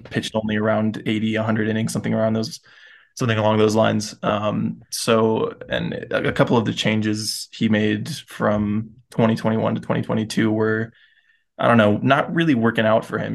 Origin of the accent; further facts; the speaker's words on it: Florida, United States; I grew up in Florida, so closest team was the Rays